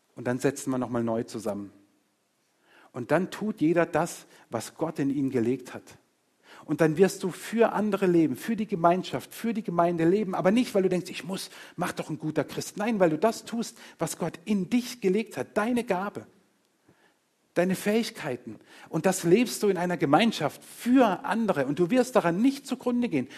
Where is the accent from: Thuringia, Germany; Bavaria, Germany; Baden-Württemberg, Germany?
Baden-Württemberg, Germany; Murg; also born or lived in Engen; Ich bin nicht weit von hier aufgewachsen. Meine ersten eineinhalb Jahre Lebens, Lebensjahre habe ich in, in, in, Engen verbracht und bis ich knapp neun war, war ich in Murg